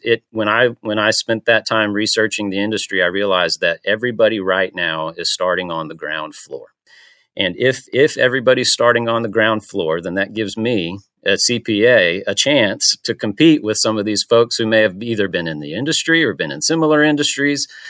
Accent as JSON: {"language": "English", "town": "Panama City", "region": "Florida", "country": "United States", "moved": "yes", "lives_now": "Chattanooga, United States", "said": "I'm from Panama City, Florida. Uh, I've been in Chattanooga for about fifteen years now"}